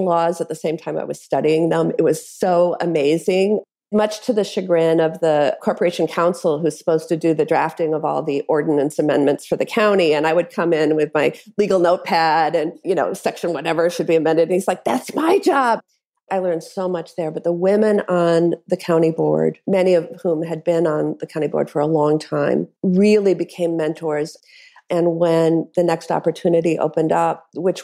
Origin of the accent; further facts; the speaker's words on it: Madison, Wisconsin, United States; my hometown of Madison